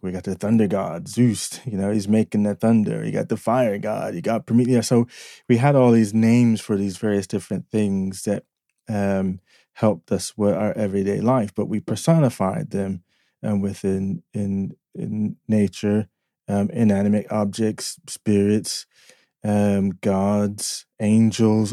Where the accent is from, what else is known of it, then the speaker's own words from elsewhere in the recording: Newark, New Jersey, United States; also born or lived in Fort Monmouth, New Jersey; I grew up in the inner city. I was born in Newark, New Jersey.